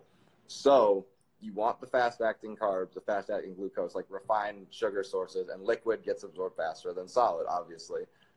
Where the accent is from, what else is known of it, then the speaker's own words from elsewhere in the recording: Wisconsin, United States; now in Florida, United States; I am from Wisconsin.